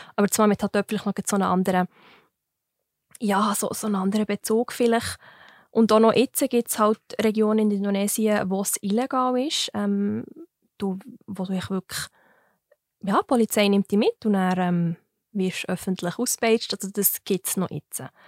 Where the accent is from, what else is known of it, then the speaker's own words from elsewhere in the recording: Wileroltigen, Bern, Switzerland; Ich bin gerade, ähm, an der Grenze vom Kanton Bern zum Kanton Fribourg aufgewachsen